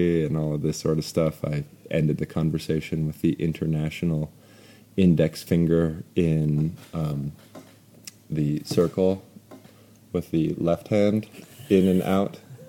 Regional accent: North Dakota, United States; But we're landlocked, so I'm from North Dakota, Mandan, Hidatsa, Narikara, and Lakota, and Austrian, and Norwegian

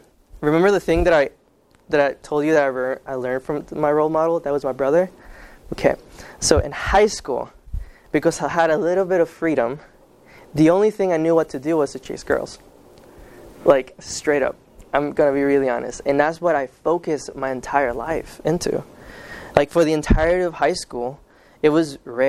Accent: Kansas, United States; first language Spanish; English is a second language; also born or lived in Guatemala; I grew up in the Kansas side. I consider it the best state in the world.

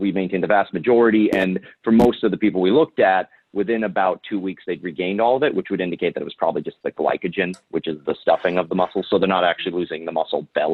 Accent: Ohio, United States; I'm from Ohio. I'm Irish

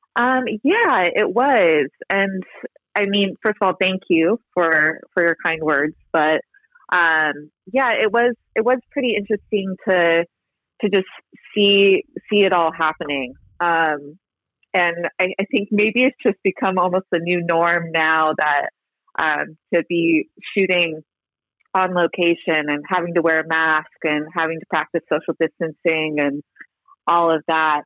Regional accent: Fountain Valley, California, United States; also born or lived in Los Angeles; in Fountain Valley where I grew up in Southern California

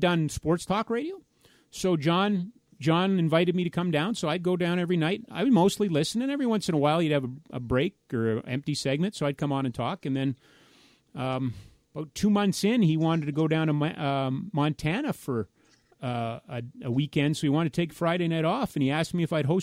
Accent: Edmonton, Alberta, Canada; moved away as an adult; now in Calgary, Canada; we moved home to my family in Edmonton.

